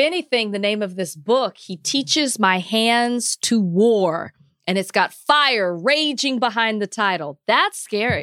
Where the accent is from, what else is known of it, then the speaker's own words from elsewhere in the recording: Dallas, Texas, United States; moved away; where I grew up in Oak Cliff